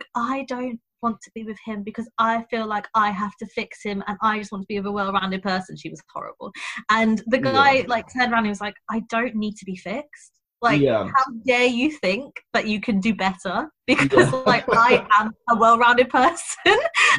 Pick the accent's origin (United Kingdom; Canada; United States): United Kingdom; England; Maybe that's just because I'm stupid English and I just hate phone calls.